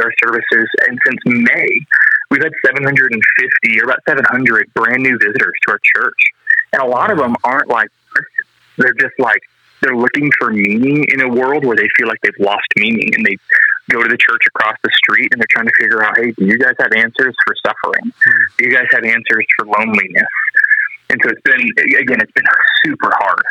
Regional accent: Colorado, United States; I grew up here in Colorado

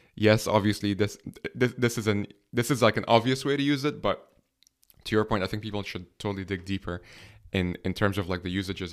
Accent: Egypt; now in Dublin, Ireland; I'm from Egypt, but I'm based here in Ireland

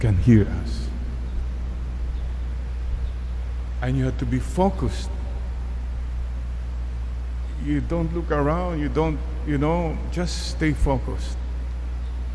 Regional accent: Bani, Ilocos Region, Philippines; Growing up in Bani, Pangasinan, no electricity

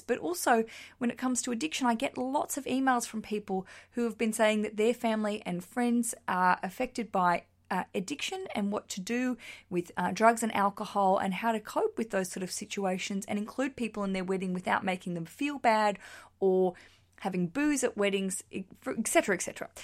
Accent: Australia; accent: Australian; now in London, United Kingdom; I just like sharing an Australian accent

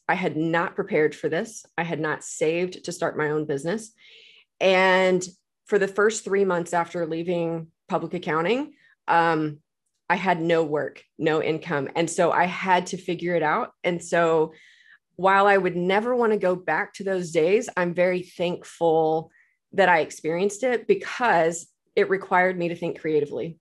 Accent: Texas, United States; moved away as an adult; now in Tulsa, United States; I'm originally from Texas, but I moved here to go to Oral Roberts

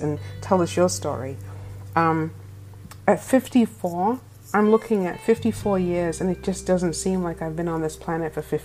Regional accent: England, United Kingdom; also born or lived in Tampa, Florida; now in California, United States; I'm originally from England, the black English chick, and I am currently living in California.

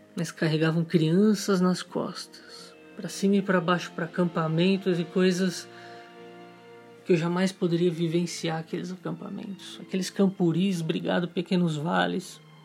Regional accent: Brazil; como todo brasileiro

